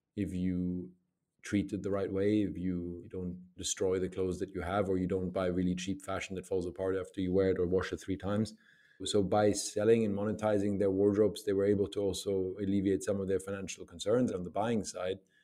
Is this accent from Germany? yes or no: yes; Germany; I grew up in Germany.